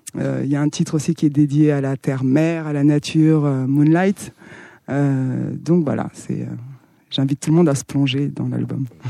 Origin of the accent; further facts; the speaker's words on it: Santiago, Cape Verde; moved away; Je viens des îles du Cap-Vert, je suis née au Cap-Vert